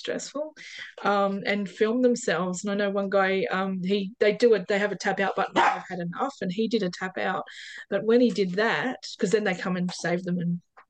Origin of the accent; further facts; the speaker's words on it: Perth, Western Australia, Australia; I come from Hamilton Hill in Perth